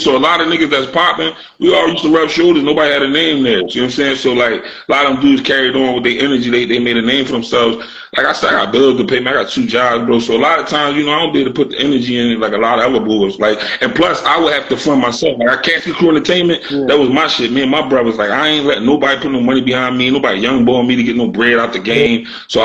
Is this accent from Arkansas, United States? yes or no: no; Philadelphia, Pennsylvania, United States; I'm from South Philadelphia, Point Breeze section of South Philly